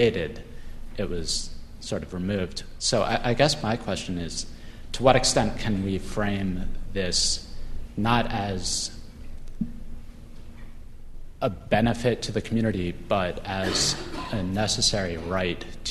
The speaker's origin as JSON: {"language": "English", "town": "New York City", "region": "New York", "country": "United States", "said": "I'm from New York City."}